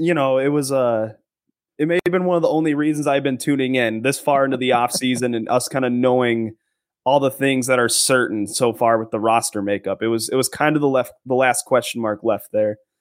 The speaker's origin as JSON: {"language": "English", "area": "an hour north of the Twin Cities", "region": "Minnesota", "country": "United States", "tie": "born or raised there", "said": "I was born and raised like an hour north of the Twin Cities."}